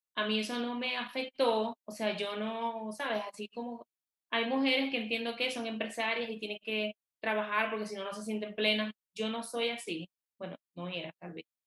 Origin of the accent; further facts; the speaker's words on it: Venezuela; moved away as an adult; also born or lived in Quito, Ecuador; now in Bogotá, Colombia; Soy venezolana. Vivo en Colombia, en Bogotá, desde hace más de ocho años.